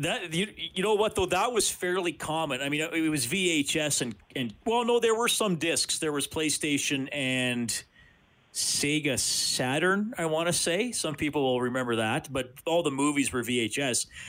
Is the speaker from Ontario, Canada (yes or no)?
no; Evansburg, Alberta, Canada; I didn't grow up in Edmonton. I grew up in Evansburg